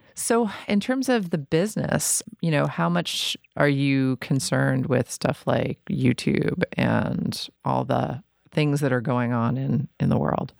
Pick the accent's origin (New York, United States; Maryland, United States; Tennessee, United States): New York, United States; New York City; I'm from New York City, and I feel like, you know, when I was in bands in the late nineties in New York